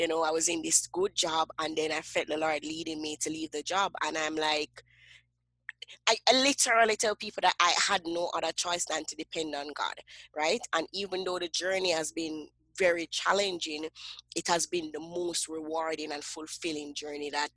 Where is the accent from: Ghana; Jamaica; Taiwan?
Jamaica; Kingston; I grew up in Kingston, Jamaica, and I grew up in what we call the inner city, you know, the ghetto of Kingston, Jamaica.